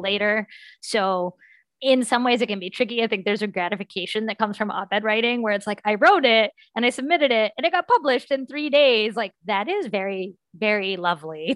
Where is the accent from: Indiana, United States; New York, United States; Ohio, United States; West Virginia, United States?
West Virginia, United States; I'm from West Virginia